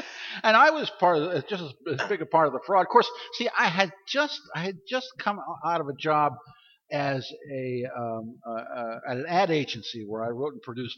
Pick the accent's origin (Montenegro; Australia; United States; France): United States; Baltimore, Maryland; Baltimore, my hometown.